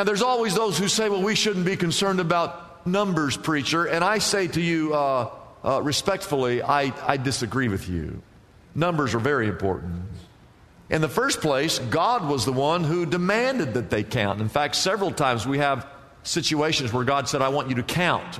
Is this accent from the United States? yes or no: yes; Midwest, United States; now in California, United States; I grew up in the Midwest.